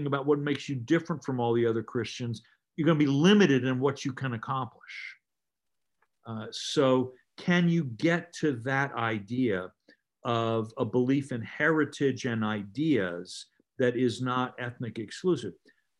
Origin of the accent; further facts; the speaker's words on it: the Carolinas, United States; moved away; when I was a kid growing up in the Carolinas, there were very few people who were, you know, who were immigrant descended.